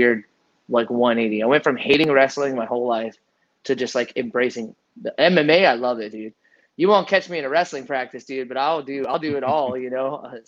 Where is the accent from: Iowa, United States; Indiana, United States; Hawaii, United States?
Iowa, United States; born there; I never fit in California. I was born in Iowa.